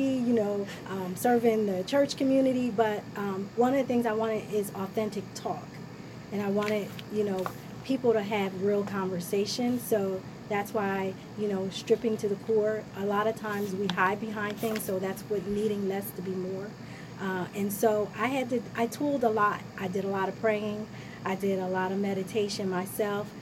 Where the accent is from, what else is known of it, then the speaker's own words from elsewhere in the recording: Ewing Township, New Jersey, United States; we grew up in Ewing